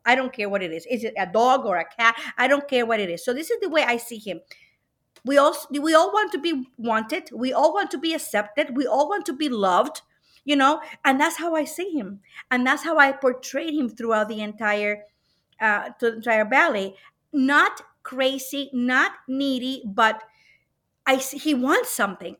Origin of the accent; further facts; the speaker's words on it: Puerto Rico; now in Cleveland, United States; I was born and brought up in Puerto Rico